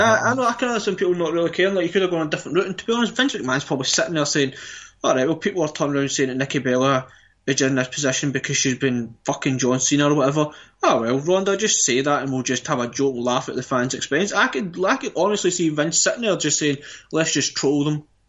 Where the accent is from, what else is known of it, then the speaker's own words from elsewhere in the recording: Scotland, United Kingdom; we're Scottish